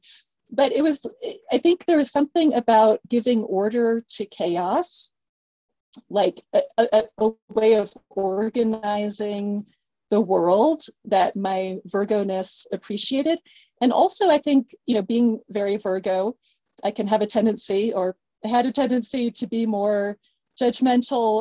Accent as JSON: {"language": "English", "region": "East Coast", "country": "United States", "said": "I'm from the East Coast"}